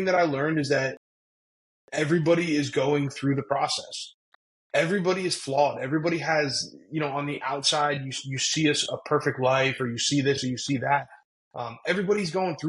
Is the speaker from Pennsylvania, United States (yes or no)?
yes; Berwick, Pennsylvania, United States; I'm always proud to say I'm from Berwick, Pennsylvania.